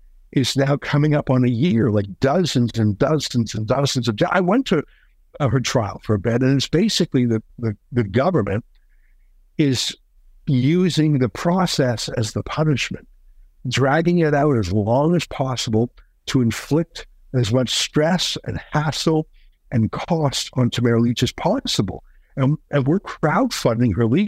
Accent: Canada; I'm a Canadian

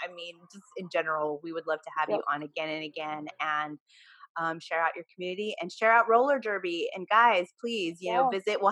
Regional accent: Watsonville, California, United States; I'm from Watsonville, California.

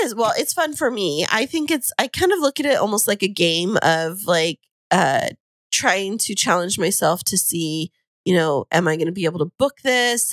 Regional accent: Fresno, California, United States; now in San Diego, United States; I'm a transplant from Central California.

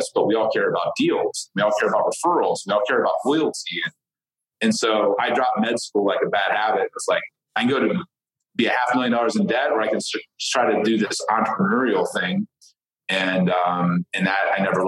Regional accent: Ohio, United States; I grew up in the Midwest. I didn't grow up with, you know, knowing what a referral was or what an entrepreneur was, or like I grew up milking goats every morning in Ohio on a farm

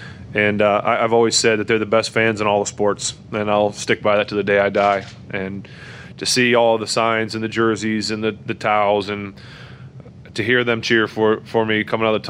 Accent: Ohio, United States; born there; This is home. You know, I was born in Ohio, but I live here, and I'll always be here.

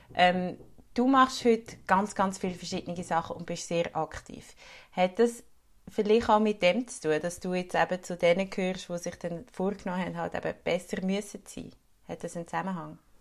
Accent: Switzerland; bei uns in der Schweiz

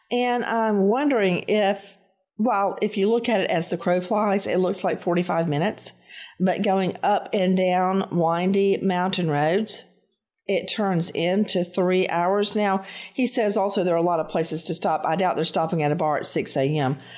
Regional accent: Tennessee, United States; now in Florida, United States; Tennessee is home, so I'm familiar with those windy mountain roads.

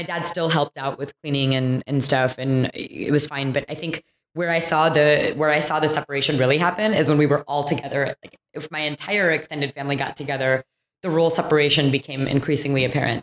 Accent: Troy, Michigan, United States; moved away; I grew up in a suburb outside of Detroit, Michigan, so Troy

